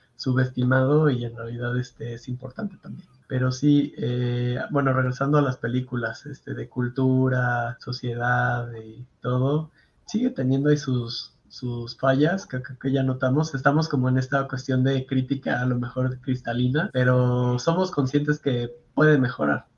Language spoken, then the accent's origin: Spanish; Mexico